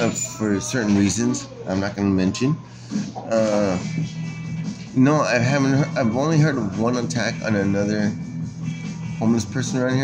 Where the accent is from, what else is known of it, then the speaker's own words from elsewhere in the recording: United States; I was born here in the United States